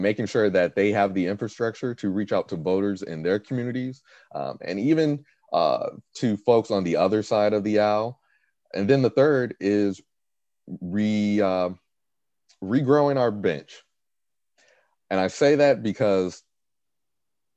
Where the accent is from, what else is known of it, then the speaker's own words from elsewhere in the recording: Gary, Indiana, United States; also born or lived in Carmel, Indiana; I'm from Gary, Indiana. I was born, raised there since 1994